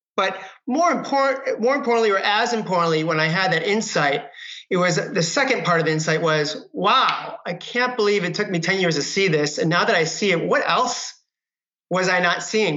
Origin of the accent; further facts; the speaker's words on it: Michigan, United States; now in Marin County, United States; I grew up in Michigan